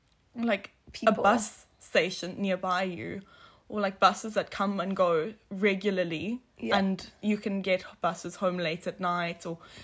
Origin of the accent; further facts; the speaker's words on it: South Africa; moved away as an adult; now in Italy; I'm from South Africa.